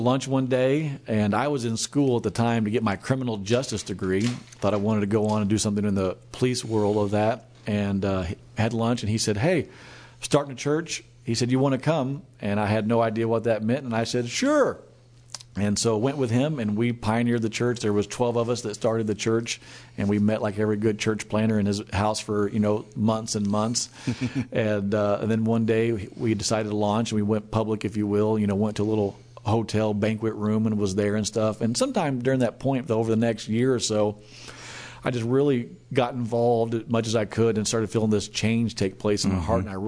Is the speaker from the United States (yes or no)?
yes; Nixa, Missouri, United States; also born or lived in Springfield, Missouri; now in Tulsa, United States; born and raised in Nixon, Missouri, which is right outside of Springfield or Branson